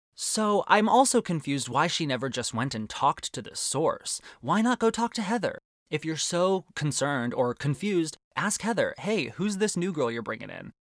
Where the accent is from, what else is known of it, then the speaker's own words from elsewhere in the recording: Arizona, United States; growing up in Arizona